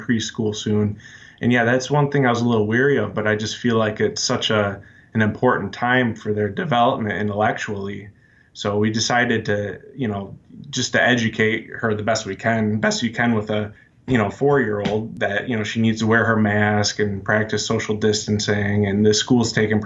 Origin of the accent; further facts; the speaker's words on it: Michigan, United States; I'm from Michigan. I grew up here.